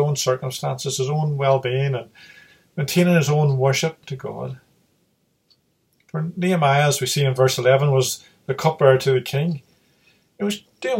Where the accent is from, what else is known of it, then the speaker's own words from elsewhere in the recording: Derry, Northern Ireland, United Kingdom; moved away; I'm originally from Londonderry, and I still would sometimes read the local news articles from there. And my mother still lives there